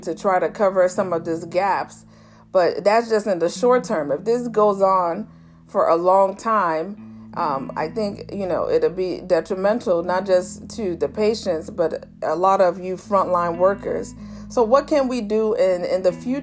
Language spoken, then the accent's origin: English; Chicago, Illinois, United States; she's one of my other godmothers I grew up with in Chicago